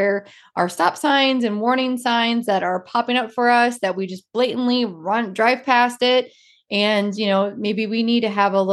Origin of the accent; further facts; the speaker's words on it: Georgia, United States; I'm from Georgia.